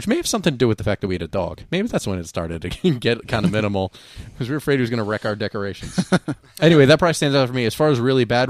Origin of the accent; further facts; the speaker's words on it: New Jersey, United States; moved away as an adult; also born or lived in California; So I came home early from California to New Jersey early on the 26th.